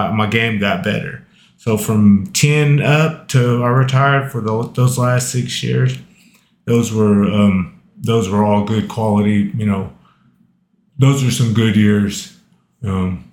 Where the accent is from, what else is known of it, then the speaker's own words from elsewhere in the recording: Walters, Oklahoma, United States; I was growing up in Walters